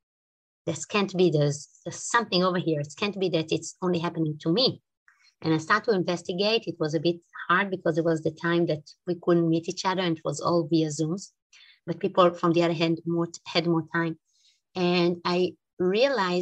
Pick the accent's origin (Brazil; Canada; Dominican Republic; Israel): Israel; English is a second language; now in Switzerland; I'm from Switzerland. I'm originally from Israel. Maybe you can pick it up from my accent